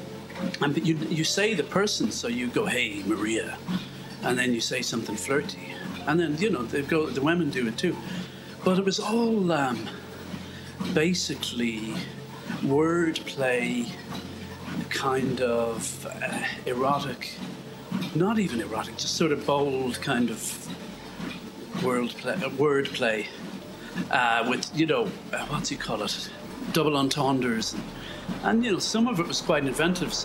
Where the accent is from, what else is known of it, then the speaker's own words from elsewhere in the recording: Ireland; I'm Irish